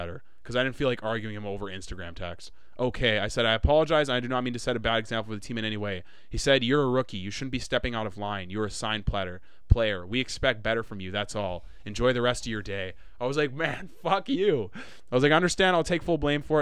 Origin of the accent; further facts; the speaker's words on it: Winnipeg, Manitoba, Canada; I was from Winnipeg